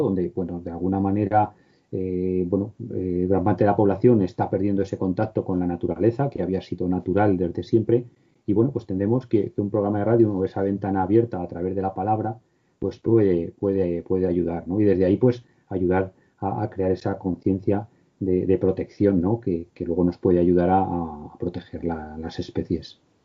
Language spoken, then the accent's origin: Spanish; Cuenca, Castilla-La Mancha, Spain; moved away; mi pueblo, en Cuenca